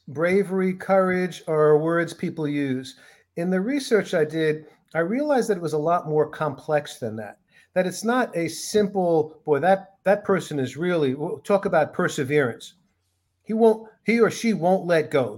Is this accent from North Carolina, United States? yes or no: no; New York City, New York, United States; I grew up in New York City